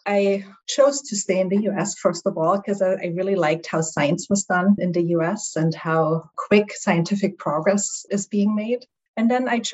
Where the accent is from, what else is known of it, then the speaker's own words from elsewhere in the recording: East Germany, Germany; English is a second language; moved away; also born or lived in Halle, Germany; My accent will reveal that I'm from Germany originally. So I grew up actually behind the Iron Curtain in East Germany.